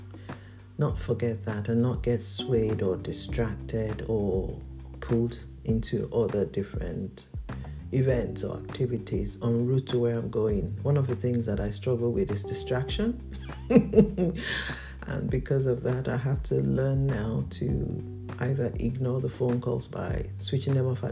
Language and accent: English; Nigeria; I'm a Nigerian